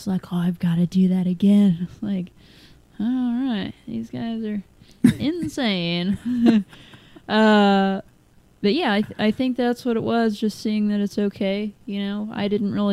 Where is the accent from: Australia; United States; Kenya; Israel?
United States; Lexington; I grew up in Lexington